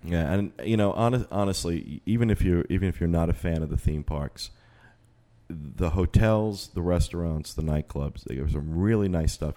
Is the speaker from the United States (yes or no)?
yes; Northeast, United States; now in Orlando, United States; we're from the Northeast